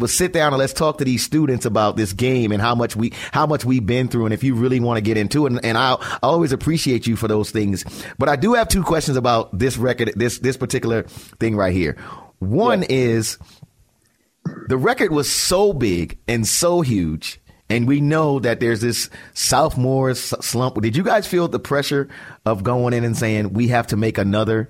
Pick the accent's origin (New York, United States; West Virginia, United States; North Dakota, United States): New York, United States; I don't know if I looked at … any differently as a New Yorker.